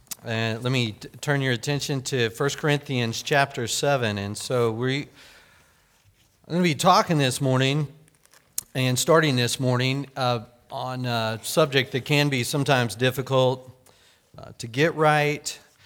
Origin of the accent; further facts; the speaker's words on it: Hominy, Oklahoma, United States; when I was growing up in Oklahoma, the little town that I lived in grade school is Hominy.